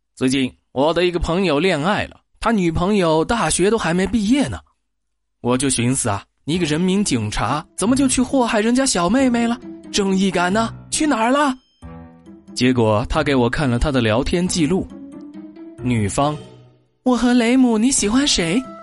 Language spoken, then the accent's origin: Chinese; Yunnan, China; 我们云南人